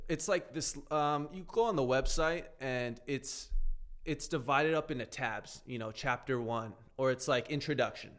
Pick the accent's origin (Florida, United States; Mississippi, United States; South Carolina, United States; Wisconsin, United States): Florida, United States; South; I grew up down in South Florida.